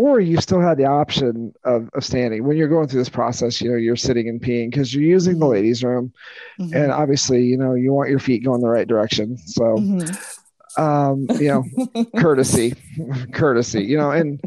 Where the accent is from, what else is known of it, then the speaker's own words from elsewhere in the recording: Peoria County, Illinois, United States; I grew up in Peoria County, Illinois